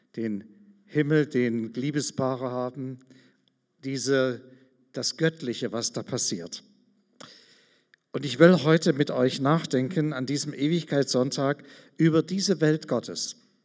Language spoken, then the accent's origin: German; Germany; Wir sind ganz schön arm dran manchmal als Deutsche